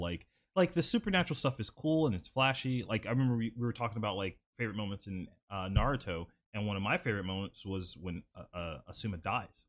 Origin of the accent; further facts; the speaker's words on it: Sumter, South Carolina, United States; I was born in Sumter, South Carolina.